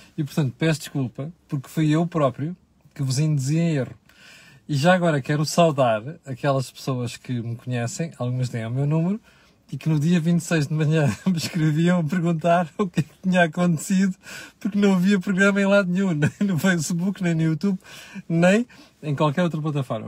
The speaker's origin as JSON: {"language": "Portuguese", "country": "Portugal", "said": "nós portugueses"}